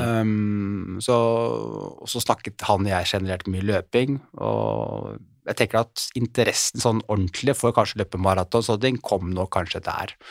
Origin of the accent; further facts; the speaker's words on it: Oslo, Norway; Jeg er oppvokst eh, her i Oslo